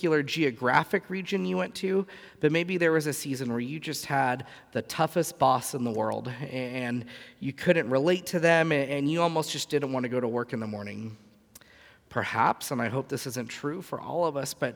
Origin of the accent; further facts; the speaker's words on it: Southern California, United States; moved away; growing up in Southern California, the first half of my life